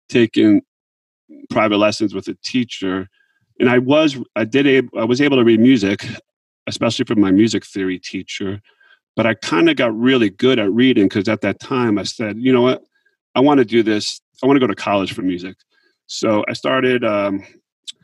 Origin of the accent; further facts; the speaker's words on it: Montville, New Jersey, United States; I grew up in Montville, New Jersey, and that's Morris County.